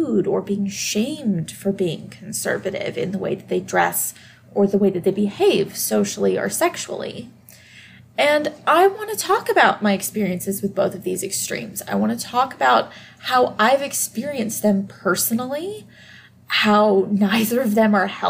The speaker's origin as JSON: {"language": "English", "region": "Deep South", "country": "United States", "tie": "born or raised there", "said": "I am from the Deep South, and I did grow up surrounded by very conservative, very Christian people"}